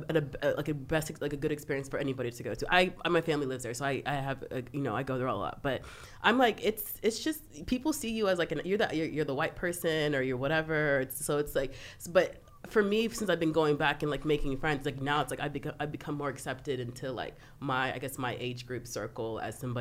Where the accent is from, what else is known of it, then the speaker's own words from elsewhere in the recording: Dallas, Texas, United States; also born or lived in Austin, Texas; I grew up in Texas